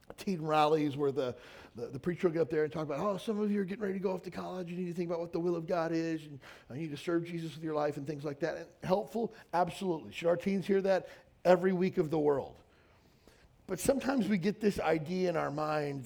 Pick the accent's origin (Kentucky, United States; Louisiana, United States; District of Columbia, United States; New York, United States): Kentucky, United States; Western; moved away as an adult; I knew I didn't want to live and die in my hometown of 4,000 people in Western Kentucky.